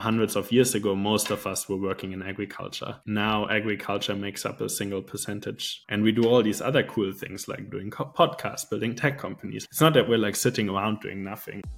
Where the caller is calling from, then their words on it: Switzerland; calling in from Switzerland